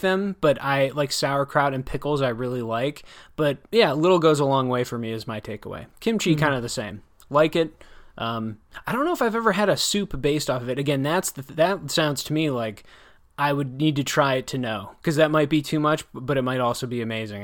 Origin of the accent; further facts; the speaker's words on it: Wisconsin, United States; I'm from Wisconsin or, you know, I enjoyed growing up there